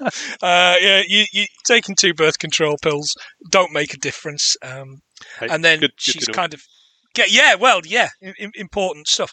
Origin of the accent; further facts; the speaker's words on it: England, United Kingdom; I'm English